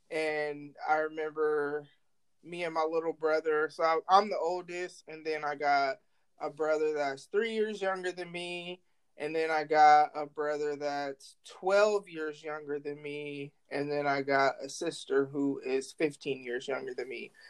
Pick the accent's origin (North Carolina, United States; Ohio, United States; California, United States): North Carolina, United States; born there; also born or lived in Guam / New York / New Jersey / Illinois; now in Omaha, United States; but I was born in North Carolina. My parents were military, so I lived in Guam, I lived in New York, I lived in New Jersey, I lived in Illinois, and then I live in Nebraska.